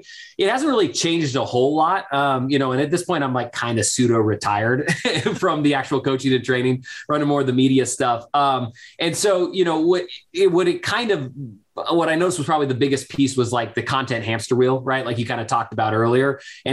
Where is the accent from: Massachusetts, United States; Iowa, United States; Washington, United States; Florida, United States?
Washington, United States; I grew up in Washington State, so I was a big Sonics fan growing up.